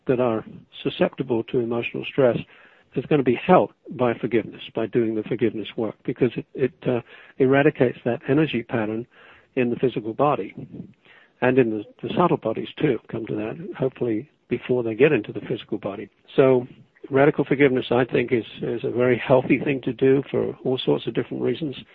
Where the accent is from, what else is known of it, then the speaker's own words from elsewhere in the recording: England, United Kingdom; moved away; I'm English